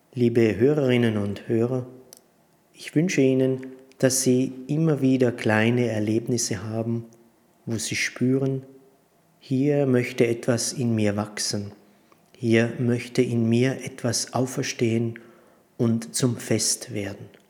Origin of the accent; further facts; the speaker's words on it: Prutz, Tyrol, Austria; also born or lived in Stams, Tyrol; ich bin in Brutz im Tiroler Oberland geboren und hier in der Abtei Stamms Zisterzienser